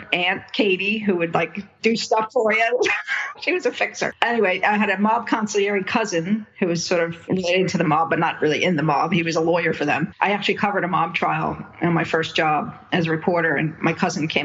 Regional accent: Jersey City, New Jersey, United States; I grew up in Jersey City, New Jersey.

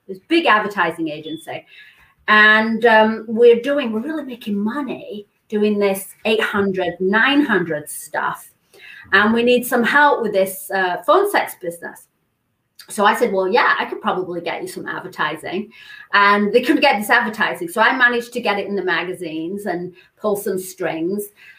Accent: England, United Kingdom; moved away as an adult; now in California, United States; So I came from England. I was a model. I was actually the Marlboro cigarette girl. So in England, they had a girl instead of the Marlboro man.

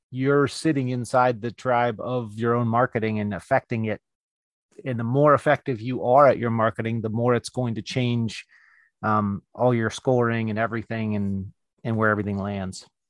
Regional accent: California, United States; in my hometown, uh, and that's California

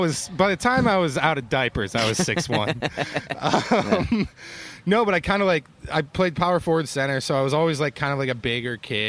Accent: Cleveland, Ohio, United States; also born or lived in Columbus, Ohio; Like, … and I grew up in Cleveland

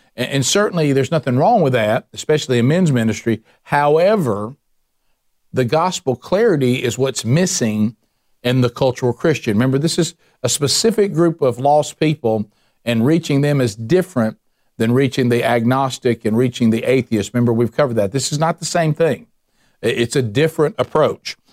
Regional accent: the Bible Belt, United States; I grew up in the Bible Belt

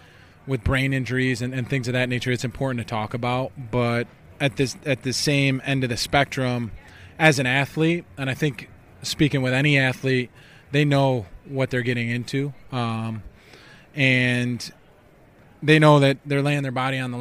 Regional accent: United States; I'm an American

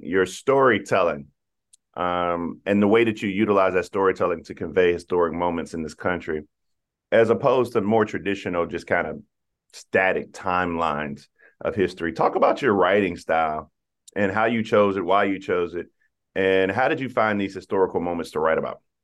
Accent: South Carolina, United States; growing up in South Carolina

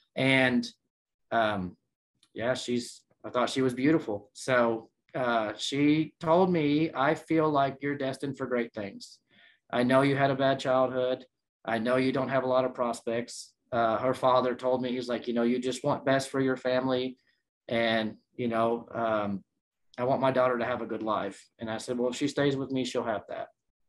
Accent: San Antonio, Texas, United States; born there; So I was born in San Antonio, Texas.

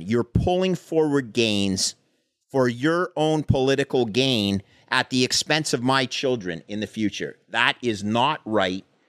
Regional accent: Canada; I came, I come from Canada.

